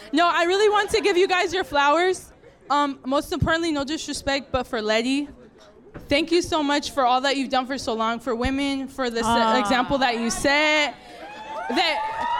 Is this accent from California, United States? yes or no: yes; Buena Park, California, United States; I'm from Buena Park.